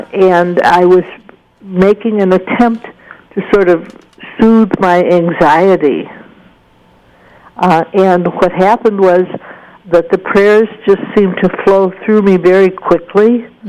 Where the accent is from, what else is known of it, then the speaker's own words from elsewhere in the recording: Scotland, United Kingdom; One of them was my temper. I'm Scottish, and I felt that artists were being misunderstood and mistreated.